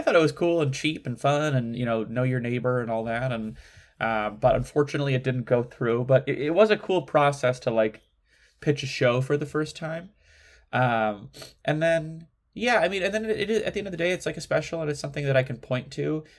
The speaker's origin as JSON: {"language": "English", "region": "Midwest", "country": "United States", "tie": "born or raised there", "moved": "yes", "said": "growing up in the Midwest"}